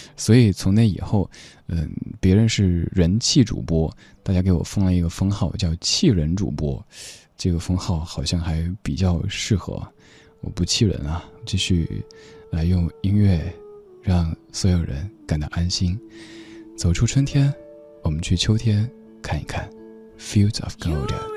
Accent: Chengdu, Sichuan, China; accent: Chengdu dialect; 用我的家乡话的一个词语来形容，就是“眼已”，对，成都话当中的“安逸”

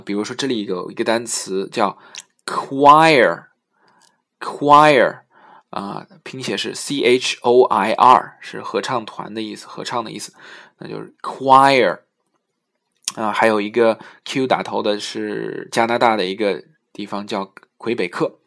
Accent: China; 是我们中国人发音特别难的一个音

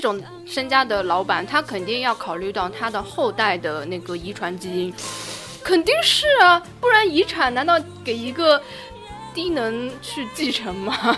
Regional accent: Shanghai, China; 我们上海人

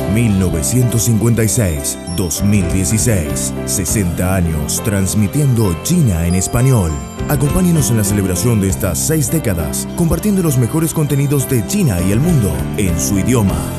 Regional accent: Argentina; now in Brazil; Soy argentino y vivo en Brasil

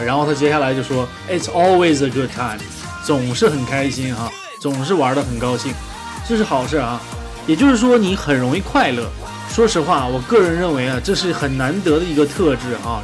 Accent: China; 我们中国人

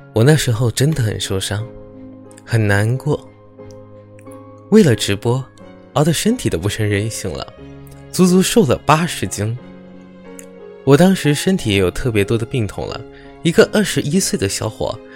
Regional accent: Malaysia; 我来自暖暖的南洋，马来西亚。一个没有四季，只有暖暖夏天的国家

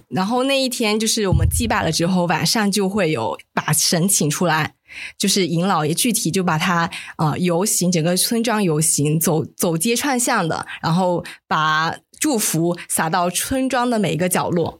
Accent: Chaozhou, Guangdong, China; 我是潮州人，在潮汕地区

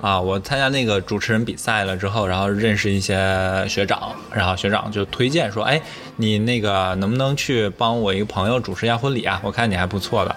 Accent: Northeast China, China; 我们老家那种，东北人

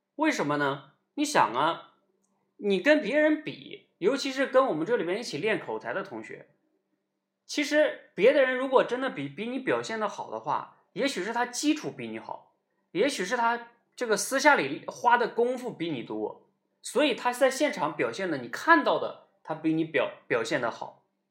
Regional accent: Northeast China, China; 我们那个时候东北叫掏裆子

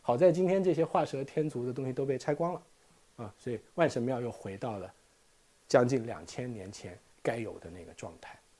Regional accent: China; 我们中国人

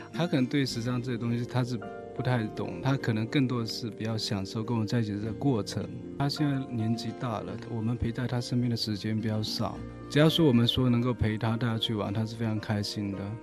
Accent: Shaowu, Fujian, China; 我老家是福建南平邵武市

